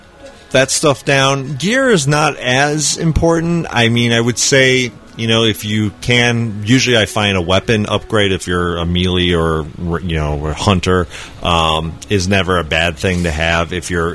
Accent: United States; I'm American.

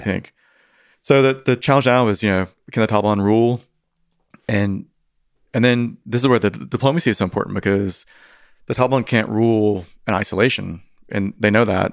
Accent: North Carolina, United States; now in California, United States; my hometown, you know, North Carolina

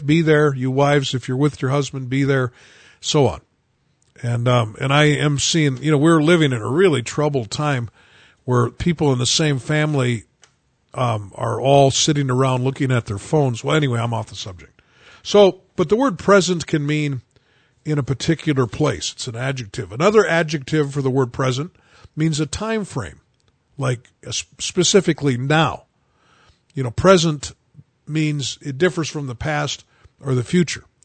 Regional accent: United States; I only know one language. I'm an American

